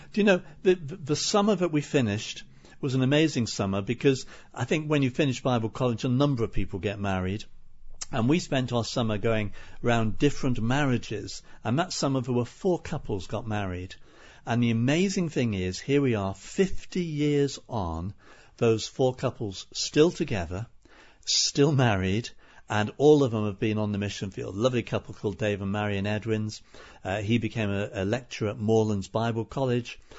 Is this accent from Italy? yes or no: no; Liverpool, North West England, United Kingdom; now in Spain; I grew up in Liverpool, as you said. I was born in a place called Walton